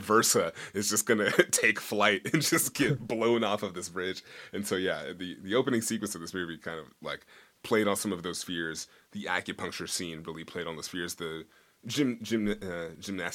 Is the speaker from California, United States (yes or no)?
yes; Bay Area, California, United States; I grew up in the Bay Area where I've been driving over bridges my whole life